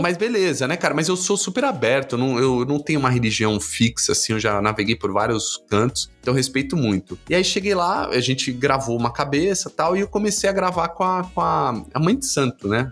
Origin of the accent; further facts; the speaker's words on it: Guarulhos, São Paulo, Brazil; Eu sou de Guarulhos, sou um guarulhense, né? Nascido, criado, amo a cidade.